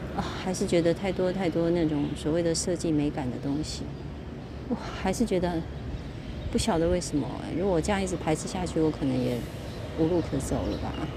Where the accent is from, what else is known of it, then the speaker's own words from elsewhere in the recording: Kaohsiung, Taiwan; moved away; also born or lived in Keelung; 我是高雄人，所以其实我很喜欢海的感觉